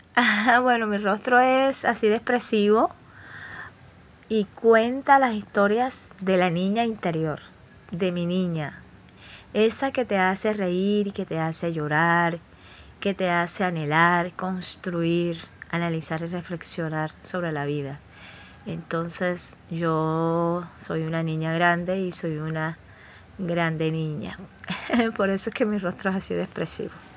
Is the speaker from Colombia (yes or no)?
yes; Cartagena, Bolívar, Colombia; Yo nací en Cartagena de Indias